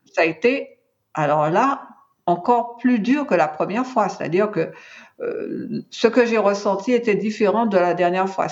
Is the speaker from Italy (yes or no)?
no; Martinique; je suis originaire de la Martinique